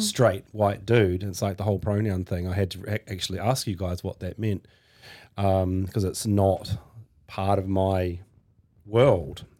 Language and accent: English; Hawke's Bay, New Zealand; also born or lived in Norsewood; the place where I first grew up was Hawke's Bay when I was a kid